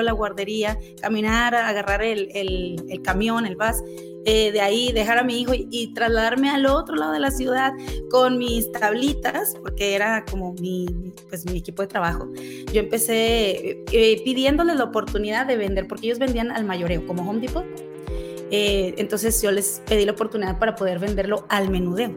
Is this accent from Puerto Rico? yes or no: no; Mexico; moved away as an adult; now in Utah, United States; yo vengo de, eh, de, México, soy mexicana, mucha gente cree que soy colombiana, que soy venezolana, no, soy orgullosamente mexicana